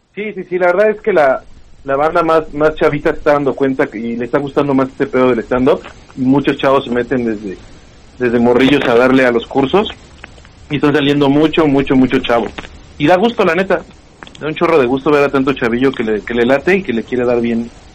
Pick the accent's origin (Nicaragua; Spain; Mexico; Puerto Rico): Mexico; Pachuca, Hidalgo; Yo vengo de Pachuca